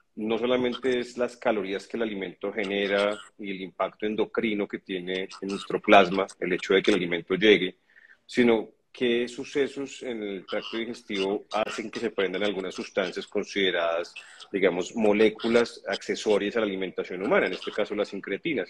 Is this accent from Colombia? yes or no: yes; Colombia; yo soy colombiano